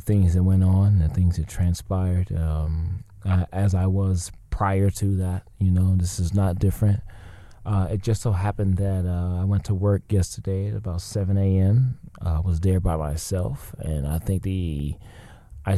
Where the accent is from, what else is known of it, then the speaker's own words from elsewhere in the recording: the South, United States; moved away as an adult; now in Los Angeles, United States; growing up in the South